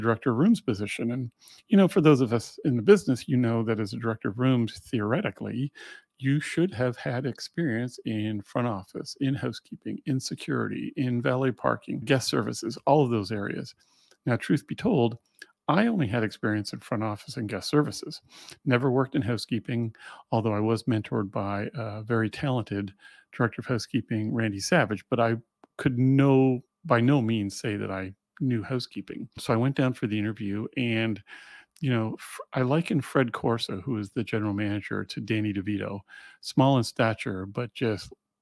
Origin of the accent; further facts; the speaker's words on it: Montreal, Quebec, Canada; Growing up in Montreal